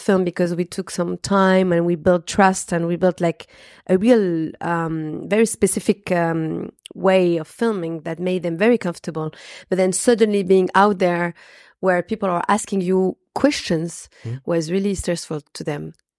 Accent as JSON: {"language": "English", "country": "France", "tie": "born there", "accent": "French", "second_language": "English", "said": "Yeah, I was born in France, and I also speak fluent Arabic."}